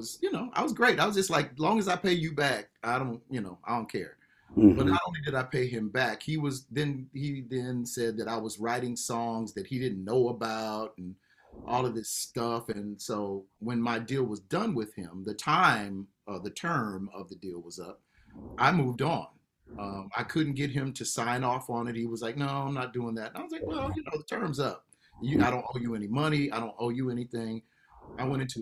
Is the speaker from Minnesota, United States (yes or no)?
no; Los Angeles, California, United States; now in Atlanta, United States; on KJLH or, you know, y'all in my hometown